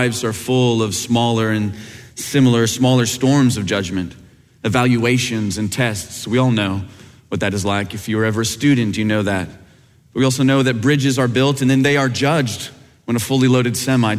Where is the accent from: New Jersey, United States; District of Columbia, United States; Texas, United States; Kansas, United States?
Kansas, United States; growing up in Kansas where you could see a big thunderstorm growing off on the horizon